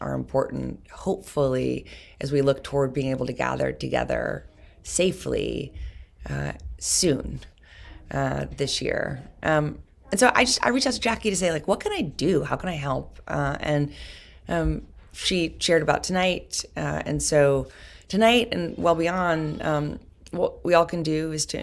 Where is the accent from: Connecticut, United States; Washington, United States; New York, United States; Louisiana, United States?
New York, United States; New York City; I've been inspired as a New Yorker